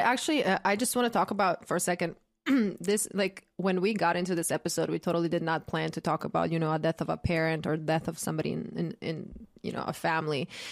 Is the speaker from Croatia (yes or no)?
yes; Croatia; moved away; I grew up in Croatia